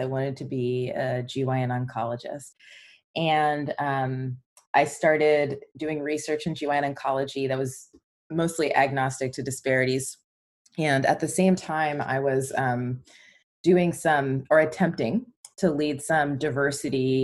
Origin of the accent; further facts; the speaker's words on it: Atlanta, Georgia, United States; moved away as an adult; now in Seattle, United States; I am originally from Atlanta, and that's where I grew up